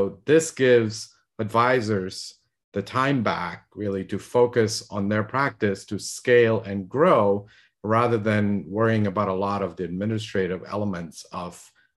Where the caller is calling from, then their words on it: California, United States; In sunny Southern California.